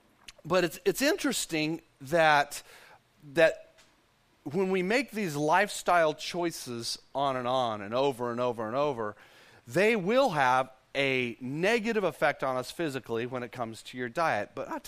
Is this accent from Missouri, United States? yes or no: no; Texas, United States; because I'm a Texan